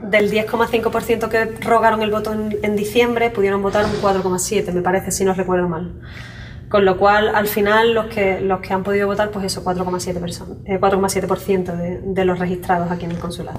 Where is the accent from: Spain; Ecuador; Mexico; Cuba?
Spain; San Fernando, Andalusia; moved away as an adult; also born or lived in Zurich, Switzerland; now in Los Angeles, United States; soy de San Fernando, Cádiz